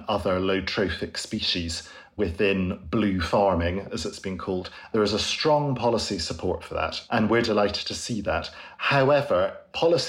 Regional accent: Scotland, United Kingdom; I grew up in Scotland

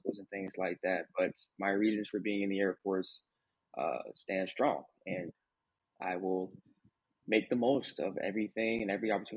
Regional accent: Atlanta, Georgia, United States; I'm from Atlanta, Georgia.

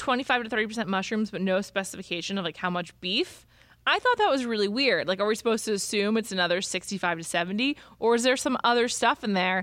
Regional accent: New York City, New York, United States; I'm from New York City where they really excel at takeout and delivery.

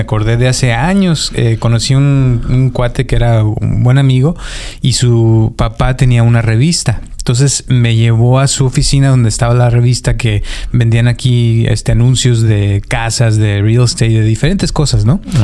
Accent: Mexico; soy mexicano

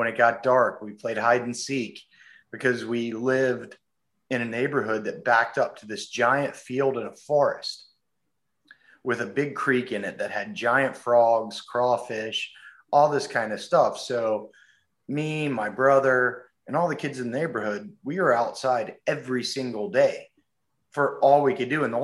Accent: North Carolina, United States; moved away as an adult; also born or lived in Florida / California; I was born in Florida, but I only lived there for about 3 months until my parents moved up to North Carolina

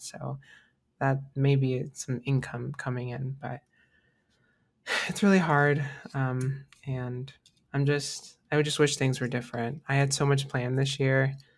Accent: United States; growing up in America

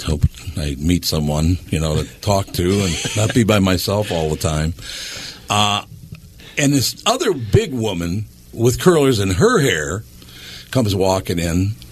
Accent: Minnesota, United States; moved away; I'm from Minnesota

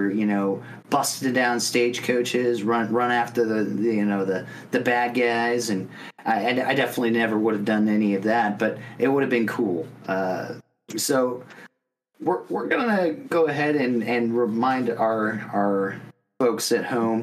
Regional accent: Las Vegas, Nevada, United States; also born or lived in Arizona; And I grew up in Las Vegas, the Silver State

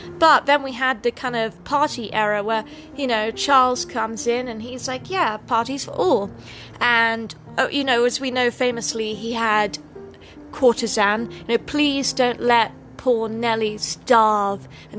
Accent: England, United Kingdom; I remember growing up in England that we had a maid.

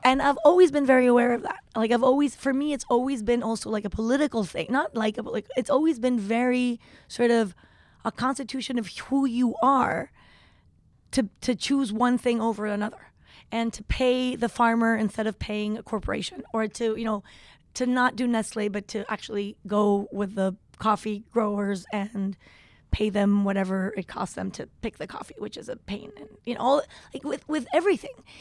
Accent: Tepoztlán, Morelos, Mexico; also born or lived in Chihuahua / Mexico City; I grew up in Tepoztlan

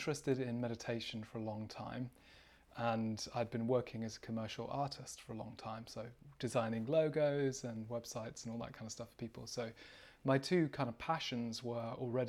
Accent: United Kingdom; I am from the UK, as you can probably tell by my accent.

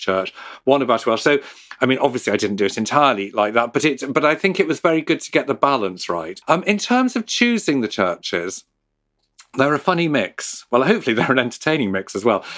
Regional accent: Liverpool, North West England, United Kingdom; I grew up in Liverpool, um, And when I grew up in Liverpool in the nineteen seventies

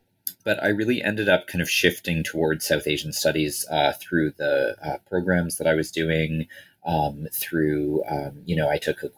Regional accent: Toronto, Ontario, Canada; as kind of a white kid growing, a white guy growing up in Toronto

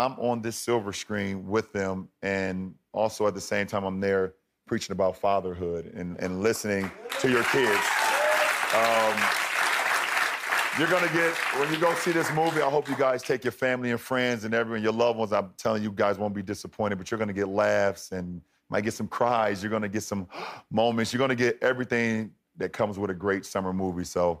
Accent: Akron, Ohio, United States; moved away as an adult; now in Los Angeles, United States; I'm a kid from Akron, Ohio

